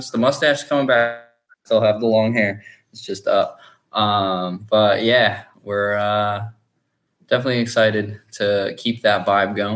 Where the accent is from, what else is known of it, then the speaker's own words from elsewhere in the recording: Tennessee, United States; I just love, I like gin and I'm from Tennessee. So, you know, whiskey, bourbon, got to go with it.